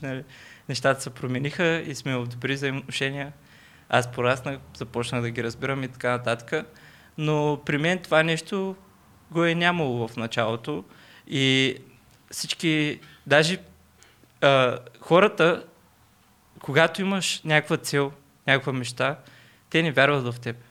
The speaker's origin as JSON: {"language": "Bulgarian", "town": "Burgas", "region": "Burgas Province", "country": "Bulgaria", "accent": "Burgas", "moved": "as an adult", "lives_now": "Sofia, Bulgaria", "said": "от град Бургаса"}